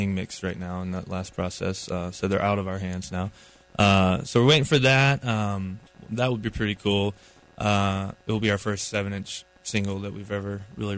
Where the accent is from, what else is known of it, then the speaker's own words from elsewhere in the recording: Asheville, North Carolina, United States; we're from Asheville, so we're one of the local bands that they chose